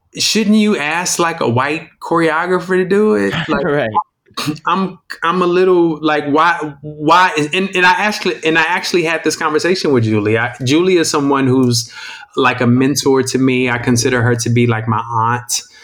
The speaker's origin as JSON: {"language": "English", "town": "Indianapolis", "region": "Indiana", "country": "United States", "said": "I'm from Indianapolis, Indiana"}